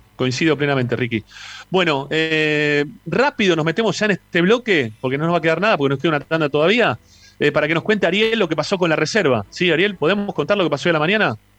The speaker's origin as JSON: {"language": "Spanish", "region": "Buenos Aires", "country": "Argentina", "said": "yo vivía en Flores, y me mudé una cuadra"}